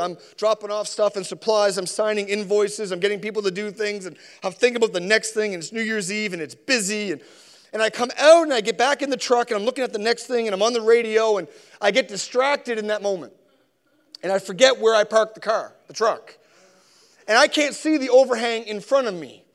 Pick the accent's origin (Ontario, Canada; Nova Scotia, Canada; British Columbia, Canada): Nova Scotia, Canada; Sackville; also born or lived in Spryfield, Nova Scotia; I was born in Spryfield, I was raised in Sackville